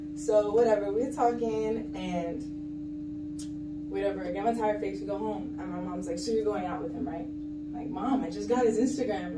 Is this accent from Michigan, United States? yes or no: no; Kendall, Florida, United States; I am from Miami, Florida. Yeah. yeah. So I'm from Kendall, Florida